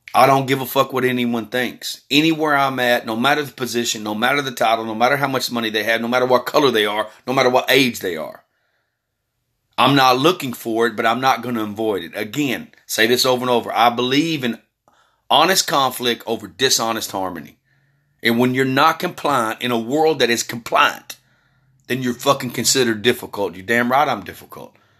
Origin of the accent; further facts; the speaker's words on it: Texas, United States; also born or lived in California; I was born in California, been living in Texas majority of my life after about age four.